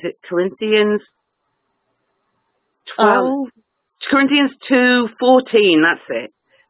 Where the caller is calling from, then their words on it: England, United Kingdom; I'm in England.